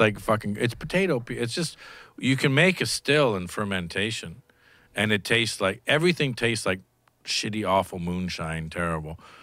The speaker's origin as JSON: {"language": "English", "country": "Canada", "tie": "born or raised there", "moved": "yes", "said": "I come from Canada, where universal healthcare when I grew up was good."}